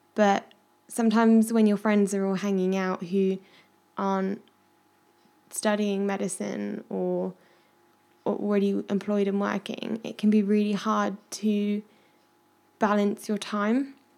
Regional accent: Midlands, United Kingdom; now in Devon, United Kingdom; I am currently living in Devon, but I'm originally from the Midlands.

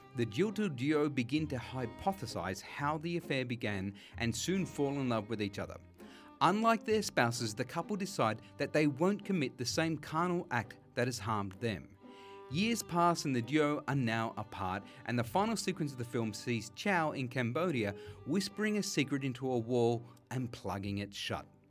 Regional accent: Sydney, New South Wales, Australia; we grew up together on Durra Gland, out in Western Sydney

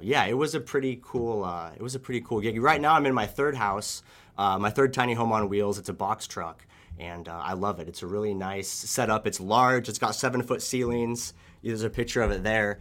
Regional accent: Oregon, United States; growing up in Oregon, I really enjoyed the outdoors and nature

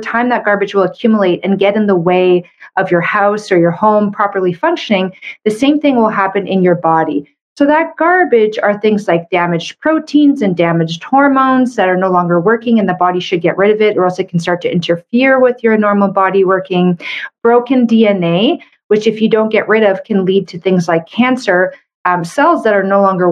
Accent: Canada; I'm a Canadian medical doctor

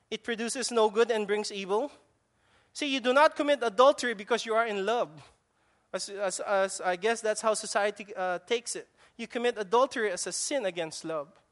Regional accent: Philippines; accent: Filipino; now in Guam; that's my Filipino accent

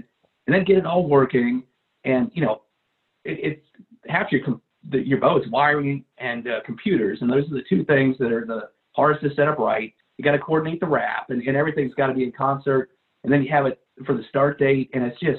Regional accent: Midwest, United States; moved away as an adult; also born or lived in Milwaukee, Wisconsin / Madison, Wisconsin; now in Texas, United States; I grew up in the Midwest

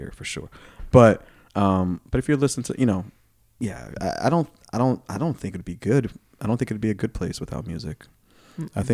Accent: Boston, Massachusetts, United States; also born or lived in East Africa; I have a picture of myself as a kid, baby, in Boston when we came, like, from Africa

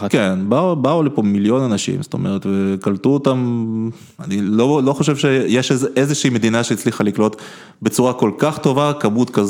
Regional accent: Israel; also born or lived in Ukraine; אני מגדיר את עצמי בראש ובראשונה כישראלי, לגמרי. זאת אומרת, הסיפור הזה של נולדתי באוקראינה הוא ממש distant second

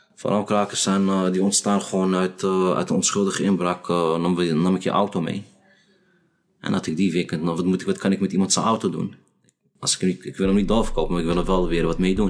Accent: Amsterdam, North Holland, Netherlands; Ik ben geboren getogen in Amsterdam-Noord.

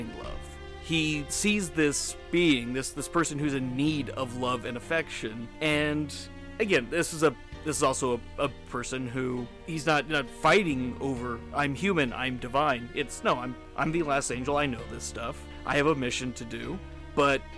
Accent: California, United States; I'm from California.

